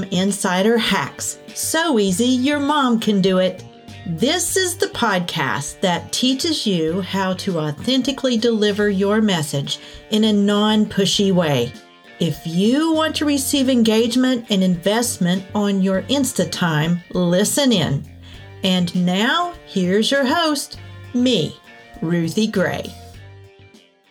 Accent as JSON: {"language": "English", "region": "West Virginia", "country": "United States", "also_born_or_lived": "St. Petersburg, Florida", "said": "I'm from originally West Virginia and I am in West Virginia right now, but my husband and I split time between West Virginia and St. Pete, Florida"}